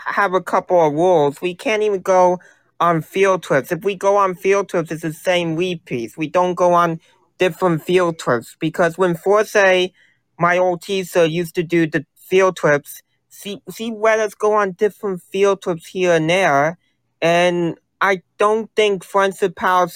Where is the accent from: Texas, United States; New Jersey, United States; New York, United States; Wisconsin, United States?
New Jersey, United States; I'm from New Jersey